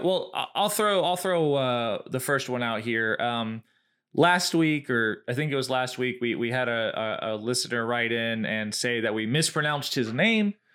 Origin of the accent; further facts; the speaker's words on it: the South, United States; we are from the South